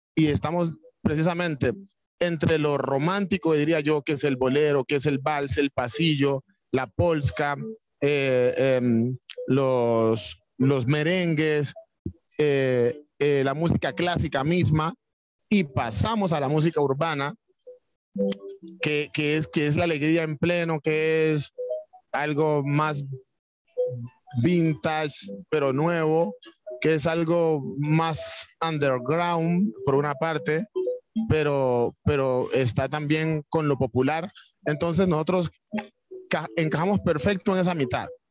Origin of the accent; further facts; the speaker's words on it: Timbiquí, Cauca, Colombia; now in Cali, Colombia; cuando nos vinimos de Timbiquí a Cali